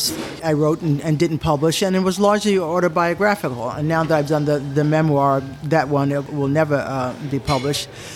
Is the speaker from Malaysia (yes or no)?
no; United States; moved away as an adult; now in Japan; I am American, my husband's American